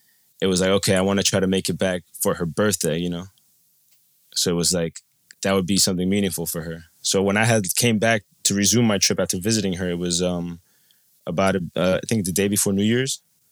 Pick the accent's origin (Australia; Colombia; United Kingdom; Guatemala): Colombia; So my family, I'm from Colombia, and my biological father lives in Cali.